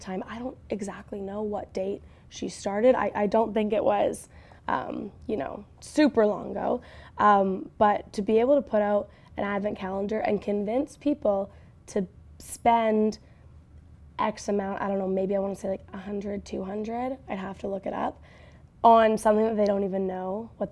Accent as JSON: {"language": "English", "country": "Canada", "said": "as a Canadian"}